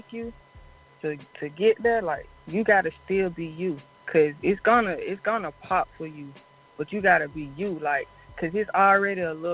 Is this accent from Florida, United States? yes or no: no; Atlanta, Georgia, United States; born in Atlanta and being raised in Atlanta, how I loved it growing up here